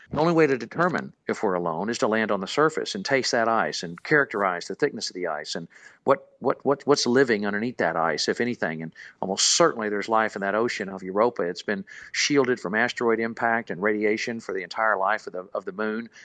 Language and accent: English; Houston, Texas, United States; growing up in Houston